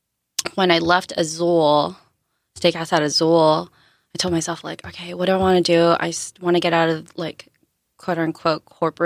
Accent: San Diego, California, United States; also born or lived in Philippines / Japan; San Diego-ish. Okay-ish. Born in the Philippines.

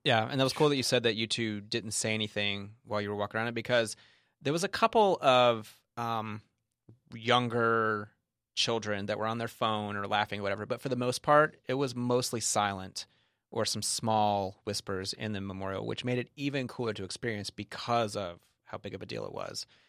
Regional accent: Kentucky, United States; We're from Kentucky

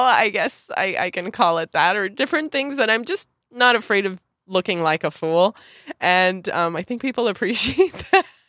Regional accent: Santa Clarita, California, United States; moved away as an adult; also born or lived in Los Angeles / Mexico City / Puerto Vallarta / Tulum; I was born in Los Angeles, in the Women's Hospital of Los Angeles, um, and grew up in Santa Clarita Valley

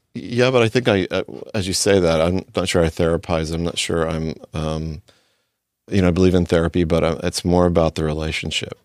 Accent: D.C., Mid-Atlantic, United States; moved away as an adult; also born or lived in Texas; now in California, United States; grew up in, near Washington, D C

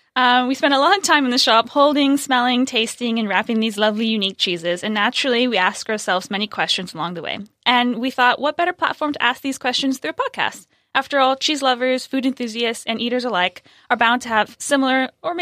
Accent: California, United States; We're talking about California, because we're from California, Venissimo's from California

